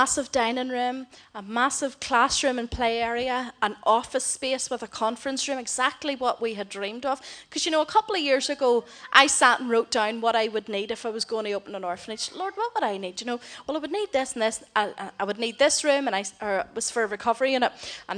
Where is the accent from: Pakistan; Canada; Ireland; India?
Ireland; now in Philippines; I'm Irish